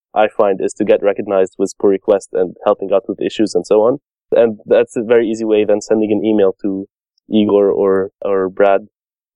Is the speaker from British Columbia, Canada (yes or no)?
no; Montreal, Quebec, Canada; I'm from Montreal, Canada